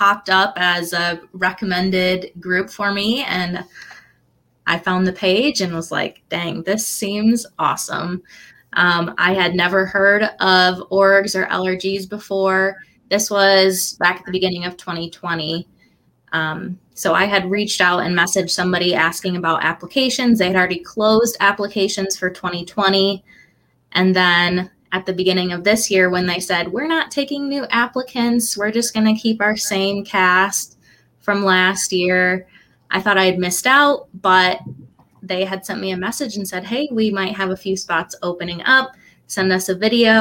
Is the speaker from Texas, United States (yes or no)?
no; Grand Rapids, Michigan, United States; I am from Grand Rapids, Michigan